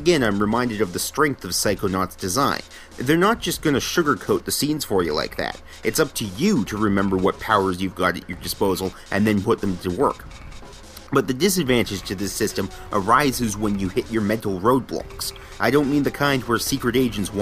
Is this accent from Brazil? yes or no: no; Canada; I'm Canadian